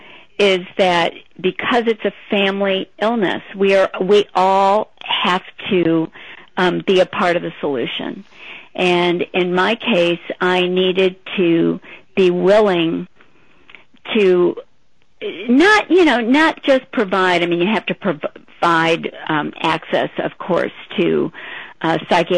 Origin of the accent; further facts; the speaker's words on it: St. Louis, Missouri, United States; I grew up in St. Louis and had lived there all my life